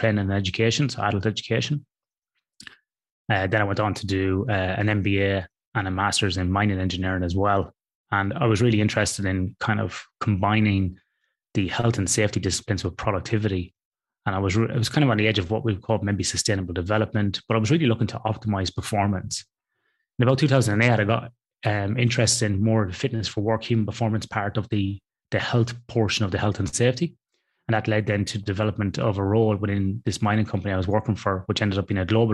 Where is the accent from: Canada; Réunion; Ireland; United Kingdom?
Ireland; Athlone, Leinster; moved away as an adult; now in Western Australia, Australia; I grew up in a town in the middle of Ireland, Ross, that you would know, called Athlone on the River Shannon.